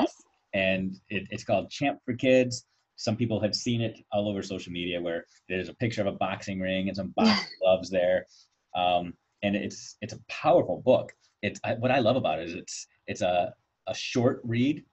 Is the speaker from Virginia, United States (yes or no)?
yes; Virginia Beach, Virginia, United States; moved away; I actually spent some time growing up in Virginia Beach